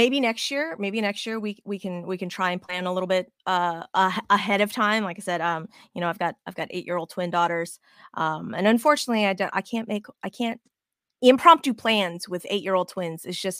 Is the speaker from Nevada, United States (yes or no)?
yes; Las Vegas, Nevada, United States; I was raised in Vegas, so it would be great to go back home for a little bit.